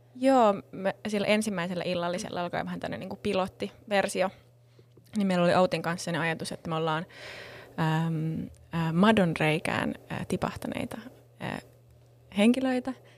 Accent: Helsinki, Uusimaa, Finland; Mä oon helsinkiläinen, täällä Kruunhaasta kotoisin

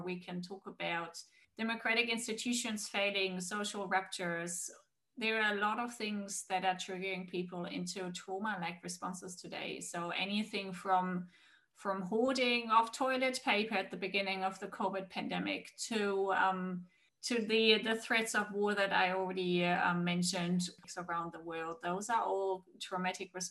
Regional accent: Germany; moved away; also born or lived in Australia; I'm originally from Germany, and my whole family is in Germany

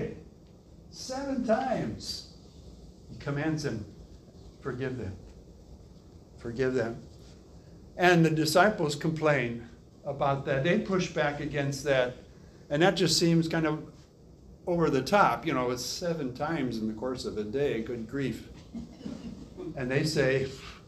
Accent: Wisconsin, United States; I grew up in Wisconsin, and we had a pond near us

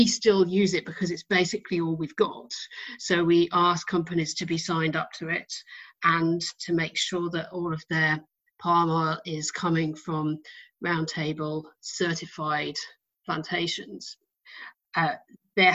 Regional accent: United Kingdom; I'm British

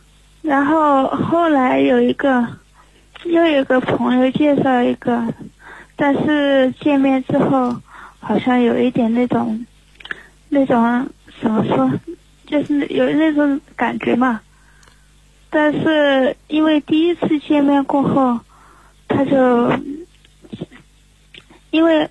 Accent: Sichuan, China; 哎，我来自四川。

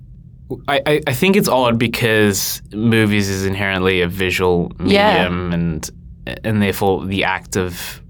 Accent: Uruguay; Being Uruguayan

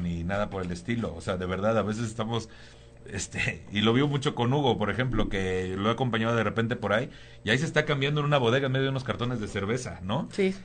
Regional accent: Tampico, Tamaulipas, Mexico; moved away as an adult; also born or lived in Cuernavaca / Cancún / Playa del Carmen; now in Mexico City, Mexico; yo soy de Tampico, Tamaulipas

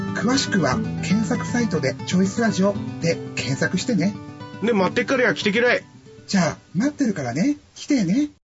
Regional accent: Fukuyama, Hiroshima, Japan; 福山でねちょっと新たにちょっとコンテンツを作んなきゃいけなくなったっていうことでこう、まあ、自分の地元での仕事

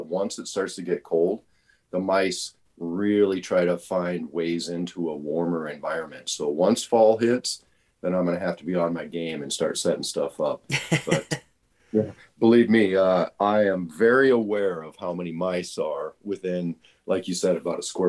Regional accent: West Coast, United States; also born or lived in Oregon / California / Arizona; Yeah, that's just where I landed. I was born in Oregon, raised mostly on the West Coast. Oregon, California, Arizona. I lived for a summer in Salt Lake City. So I've been all over the West Coast.

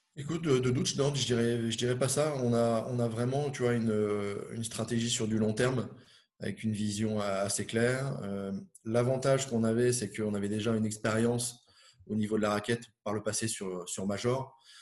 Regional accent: Finistère, Brittany, France; je suis originaire de, Bretagne, du Finistère, on va dire le, bout du monde là-bas, euh, euh, côté, Manche, à côté de entre Brest et, Morlaix. J'ai vécu mon, enfance.

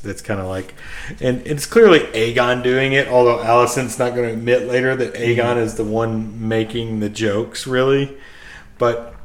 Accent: United States; we're not British. We're so, American

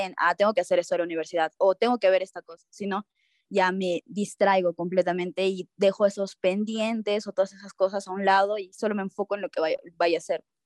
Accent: Cusco, Peru; moved away as an adult; now in Lima, Peru; yo, soy de Cusco, entonces tenía que mudarme a Lima

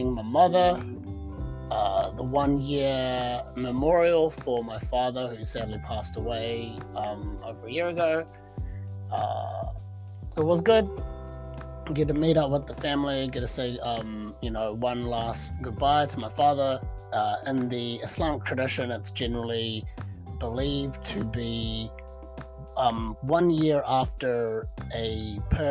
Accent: New Zealand; my home country of New Zealand

